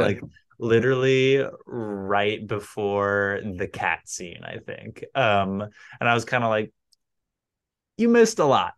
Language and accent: English; United States; as an American